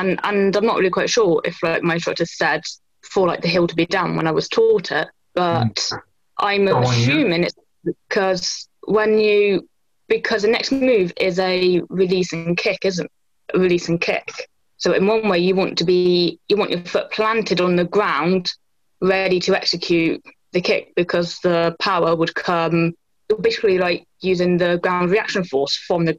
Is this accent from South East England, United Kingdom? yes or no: no; Bristol, South West England, United Kingdom